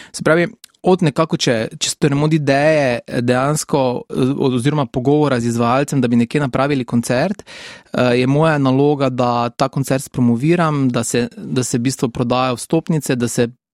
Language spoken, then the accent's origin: Slovenian; Šentilj, Drava, Slovenia; also born or lived in Maribor; odraščal sem v Šentilju, tam sem tudi obiskoval osnovno šolo